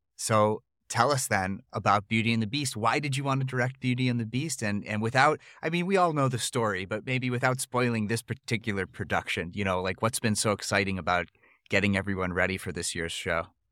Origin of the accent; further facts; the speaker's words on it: Buffalo Grove, Illinois, United States; moved away as an adult; now in Deerfield, United States; I'm from Buffalo Grove